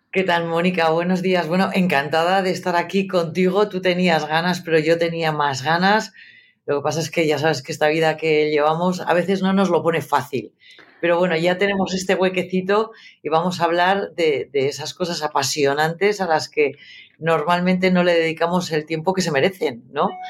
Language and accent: Spanish; Burgos, Castile and León, Spain; moved away; also born or lived in New York; yo soy periodista, eh, eh, soy de Burgos